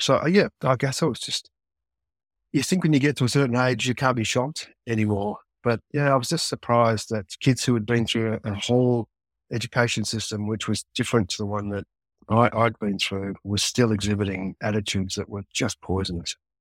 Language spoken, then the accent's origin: English; Australia; into your sixties as an Australian man